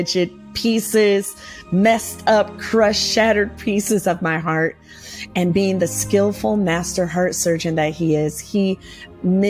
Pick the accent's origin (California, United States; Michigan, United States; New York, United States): Michigan, United States; moved away; I was born and raised in Michigan